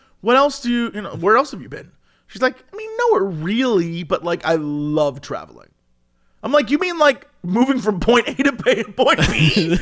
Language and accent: English; Ohio, United States; I'm from Ohio.